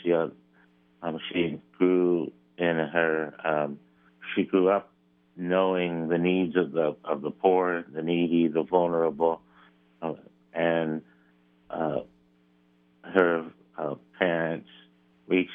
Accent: Philadelphia, Pennsylvania, United States; now in Pickerington, United States; I grew up in Philadelphia, which had a large parochial school system

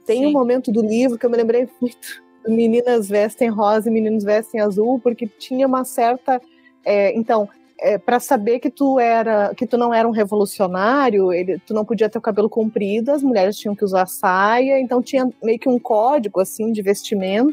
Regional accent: Pelotas, Rio Grande do Sul, Brazil; eu sou do, sul, do extremo sul do país, né? Eu moro na cidade, moro e sou de Pelotas, que é uma cidade muito perto aqui do Uruguai

